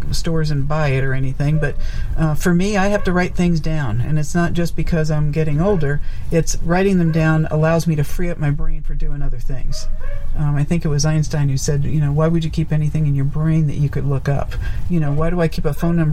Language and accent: English; New York, United States; moved away as an adult; also born or lived in Nevada; was being from New York